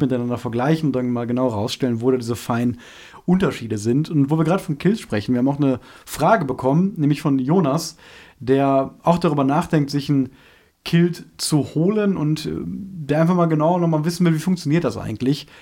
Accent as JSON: {"language": "German", "country": "Germany", "said": "als Deutscher"}